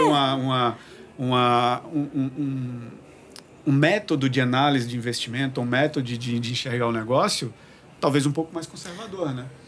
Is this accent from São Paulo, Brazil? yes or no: no; João Pessoa, Paraíba, Brazil; eu sou de João Pessoa, na Paraíba